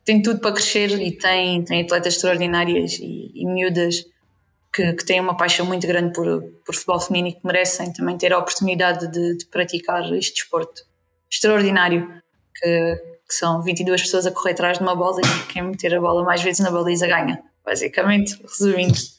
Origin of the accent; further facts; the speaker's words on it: Alentejo, Beja District, Portugal; puxo a brasa à minha sardinha que é que o Alentejo e o Distrito de Beja